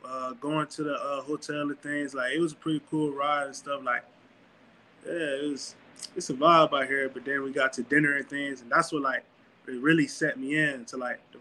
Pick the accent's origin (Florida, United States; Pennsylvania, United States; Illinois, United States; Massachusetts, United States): Florida, United States; near Orlando, Central; moved away as an adult; also born or lived in Dodge City, Kansas; now in Jackson, United States; Yeah, I'm from Florida, Central Florida, Denver, Florida, you know, like 4 to 5 minutes out from Orlando or something like that.